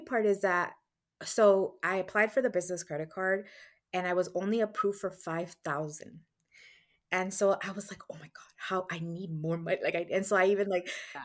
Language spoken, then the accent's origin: English; Guatemala; moved away; I was born in Guatemala